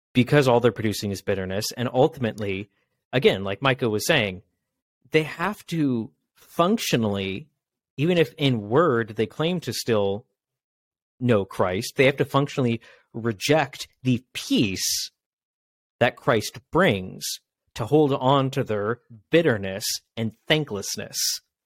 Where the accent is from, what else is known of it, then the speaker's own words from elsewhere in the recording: Washington, United States; I'm from Washington State